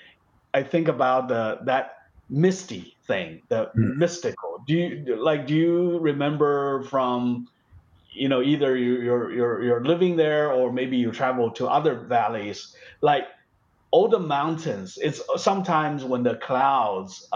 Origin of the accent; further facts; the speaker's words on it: China; moved away; in where I used to live, my hometown is part of the that valley of the Yangtze River.